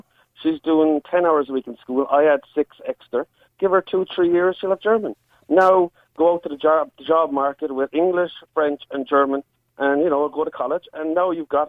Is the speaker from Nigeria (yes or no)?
no; Ireland; I'm an Irishman